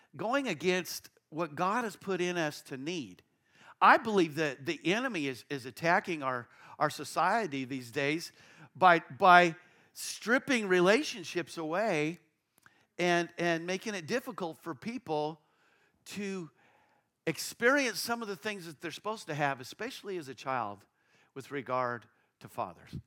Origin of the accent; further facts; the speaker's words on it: Castle Rock, Colorado, United States; I grew up, I was born in Castle Rock, Colorado, uh, just south of Denver